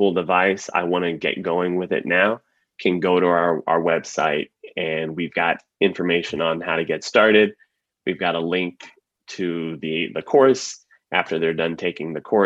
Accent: San Antonio, Texas, United States; now in San Diego, United States; Originally, I'm from Texas, from San Antonio

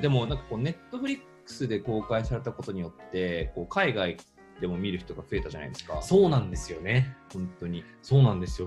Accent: Japan; also born or lived in Vienna, Austria; ウィーン生まれ、日本育ち

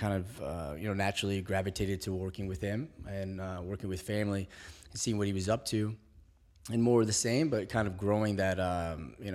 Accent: Springfield, Virginia, United States; also born or lived in Algeria; I'm from Springfield, Virginia

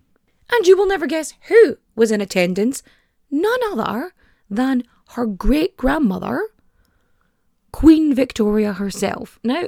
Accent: Ulster, Ireland; It's like, I'm from Donegal.

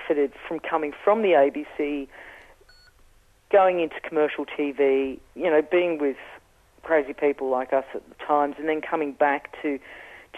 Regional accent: England, United Kingdom; accent: Australian; now in Australia; I have an Australian accent, I grew up in England

